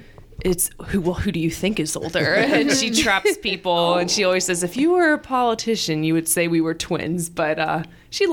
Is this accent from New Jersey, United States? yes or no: yes; Voorhees, New Jersey, United States; I was born and raised in Voorhees